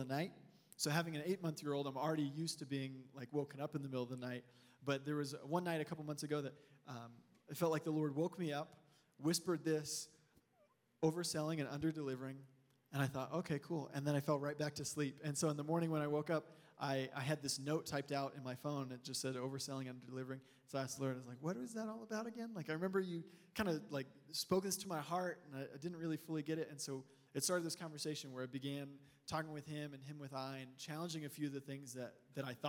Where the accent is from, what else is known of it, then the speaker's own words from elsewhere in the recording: Texas, United States; now in Colorado, United States; We're originally from Texas